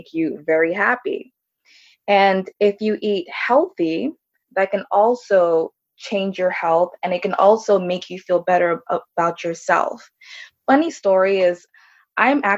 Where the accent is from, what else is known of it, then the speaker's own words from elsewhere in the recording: Orlando, Florida, United States; also born or lived in Jamaica; I'm from Orlando, Florida